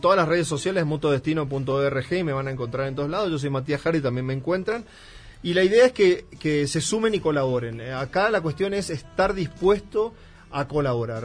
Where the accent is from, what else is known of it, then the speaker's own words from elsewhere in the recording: northern Argentina, Argentina; moved away as an adult; now in Mexico; yo soy, bueno, argentino, soy del norte de Argentina, pero ya llevo eh, casi ocho años en México